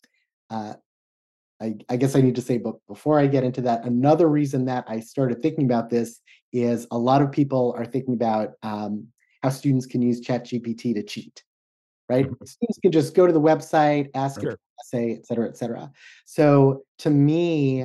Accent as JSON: {"language": "English", "area": "the Northwest", "region": "Pacific Northwest", "country": "United States", "said": "I'm from the Northwest"}